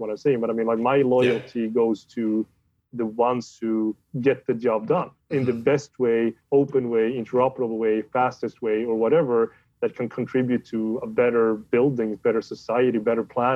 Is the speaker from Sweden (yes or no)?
yes; Sweden; I'm from Sweden